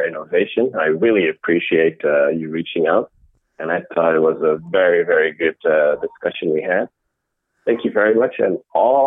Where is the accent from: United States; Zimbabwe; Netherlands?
Netherlands; Amsterdam, North Holland; also born or lived in Rotterdam, Netherlands; I grew up in the Netherlands, in Amsterdam